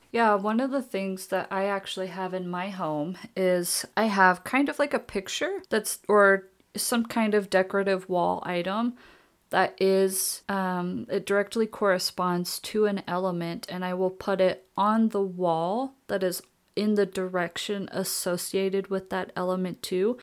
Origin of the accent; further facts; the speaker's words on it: Oklahoma, United States; growing up in Oklahoma